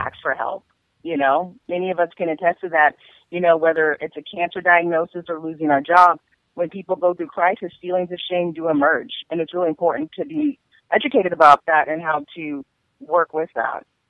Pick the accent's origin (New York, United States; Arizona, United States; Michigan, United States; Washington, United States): Washington, United States; Seattle; also born or lived in Tacoma, Washington / Pullman, Washington; I'm from Seattle, Washington, and I've lived here all my life. I was born and raised here